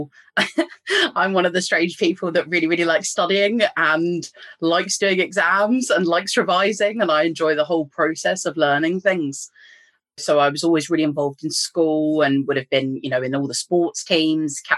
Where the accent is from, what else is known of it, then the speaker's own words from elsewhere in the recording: England, United Kingdom; moved away as an adult; now in Northern Ireland, United Kingdom; you can probably tell from my accent, I'm from England, but I live in Northern Ireland and I've been over here for about 10 years